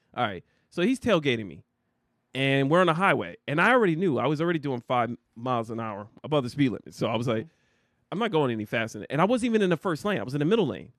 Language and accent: English; New Jersey, United States; I'm from Jersey.